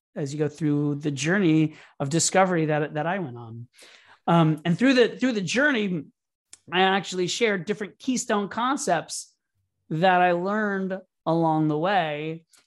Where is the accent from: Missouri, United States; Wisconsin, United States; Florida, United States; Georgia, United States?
Florida, United States; Orlando; moved away as an adult; also born or lived in New York City; I grew up in Orlando, Florida, and I moved to New York City to pursue a career in theater